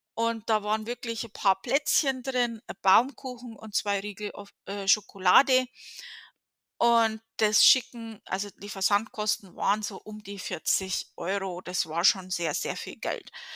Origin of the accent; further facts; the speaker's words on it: Germany; now in United States; von meiner Heimatstadt